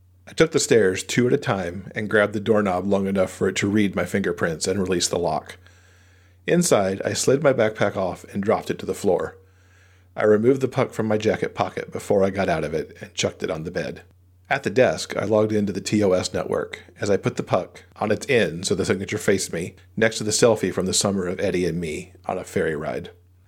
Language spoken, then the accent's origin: English; Boston, Massachusetts, United States; Mitch often gave me grief about growing up in Boston and being a Red Wings fan